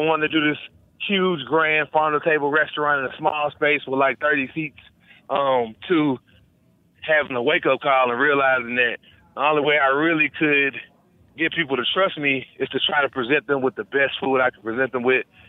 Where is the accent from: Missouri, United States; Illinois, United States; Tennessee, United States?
Tennessee, United States; Memphis; moved away as an adult; also born or lived in Scottsdale, Arizona; now in Charlotte, United States; I'm from Memphis, Tennessee, born and raised